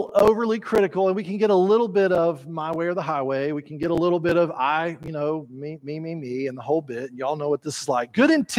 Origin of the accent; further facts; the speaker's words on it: Texas, United States; not everyone uses polite manners like we do down here